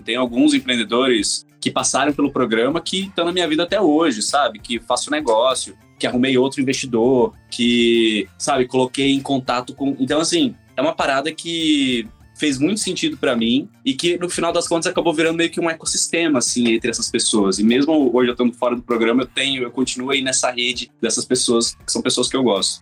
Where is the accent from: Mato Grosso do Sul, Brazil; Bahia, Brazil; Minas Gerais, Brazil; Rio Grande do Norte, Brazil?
Mato Grosso do Sul, Brazil; Campo Grande; now in São Paulo, Brazil; Eu sou de Campo Grande, Mato Grosso do Sul